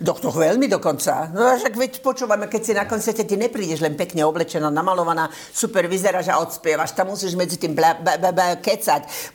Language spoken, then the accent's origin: Slovak; Slovakia; moved away; keďže som Slovenka, vnímam to ako môj, e, e, môj štát